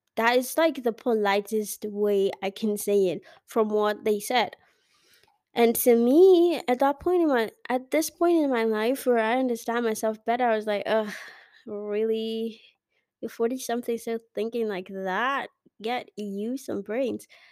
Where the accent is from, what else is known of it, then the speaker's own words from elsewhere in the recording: Kenya; I'm Kenyan